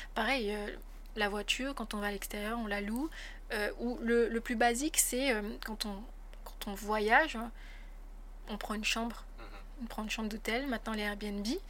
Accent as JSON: {"language": "French", "country": "French Polynesia", "tie": "born or raised there", "also_born_or_lived": "France", "said": "j'ai passé euh, mon bac là-bas. Ensuite, j'ai intégré l'Université de Polynésie française"}